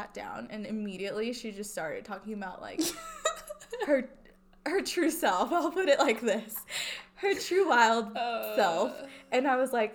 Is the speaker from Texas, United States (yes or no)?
yes; El Paso, Texas, United States; I wasn't born in El Paso, but I say that I'm from El Paso, Texas because I was raised there my whole life since I was 8